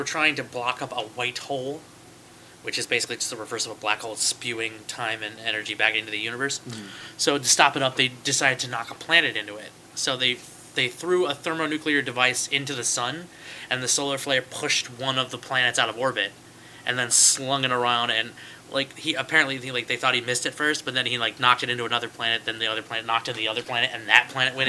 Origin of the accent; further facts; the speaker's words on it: United States; No, I'm technically American. I just like Canada.